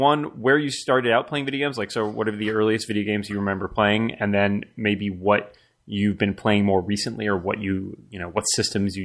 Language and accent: English; Newton, Massachusetts, United States; moved away; my hometown, actually, of Newton, Massachusetts